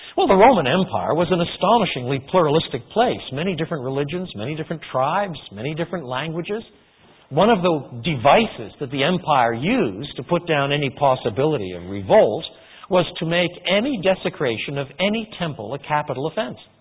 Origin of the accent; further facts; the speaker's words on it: Canada; I was born in Canada